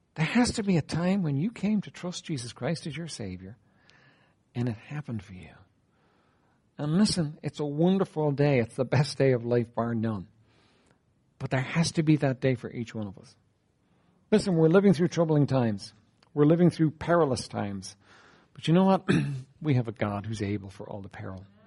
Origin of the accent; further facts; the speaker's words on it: Ireland; I'm an Irish man.